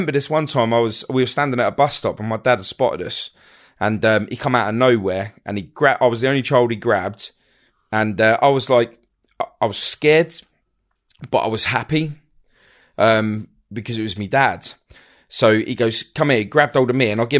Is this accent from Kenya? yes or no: no; Hounslow, London, United Kingdom; born there; I was born in London, born at West Middlesex Hospital, Hounslow, Feltham, all of that area.